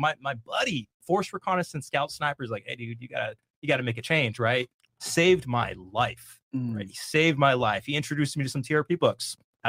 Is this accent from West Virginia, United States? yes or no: no; Bay Area, California, United States; So I'm East African, Eritrean, right? Small community, small little country in East Africa, right? Yeah. So born and raised in the Bay Area. So I'm used to diversity, right?